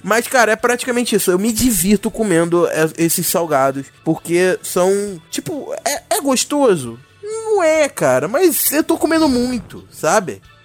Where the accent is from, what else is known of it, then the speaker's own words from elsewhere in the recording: São João de Meriti, Rio de Janeiro, Brazil; não exatamente carioca, eu São João de Meriti, então não, eu sou Fluminense, melhor dizendo